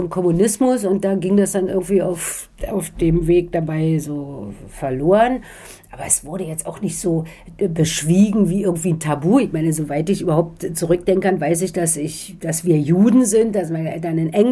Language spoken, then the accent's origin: German; Berlin, Germany; moved away; Naja, ich würde, also ich bin aus Ostberlin dann weg, wie so viele.